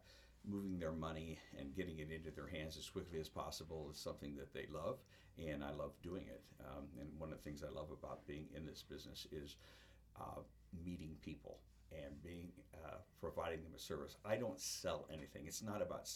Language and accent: English; Iowa, United States; moved away as an adult; also born or lived in Florida / Minnesota; I grew up in Iowa and started in this business in Iowa